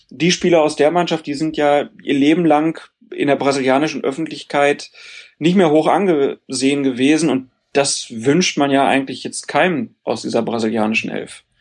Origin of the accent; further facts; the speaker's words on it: Cologne, North Rhine-Westphalia, Germany; ich komme aus Köln.